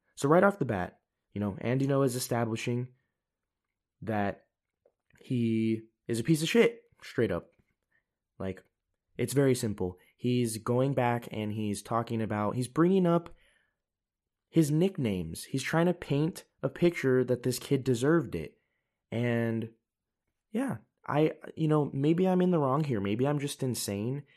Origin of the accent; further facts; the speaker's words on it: United States; moved away as an adult; now in Europe; I'm an American, you know, I'm living in Europe